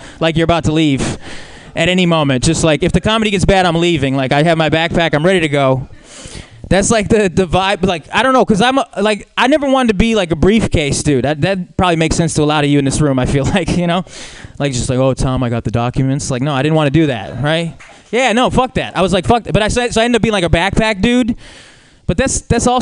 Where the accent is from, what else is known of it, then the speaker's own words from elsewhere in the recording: Brazil; as a Brazilian